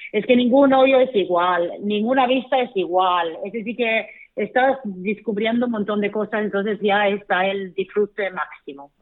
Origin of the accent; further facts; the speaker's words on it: Sweden; moved away as an adult; now in Costa del Sol, Spain; mi tierra en Suecia